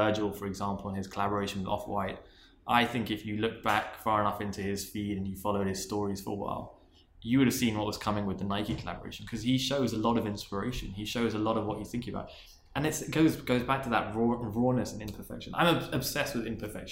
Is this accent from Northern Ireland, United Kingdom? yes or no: no; London, United Kingdom; moved away; I was from London and I was born in Queen's Park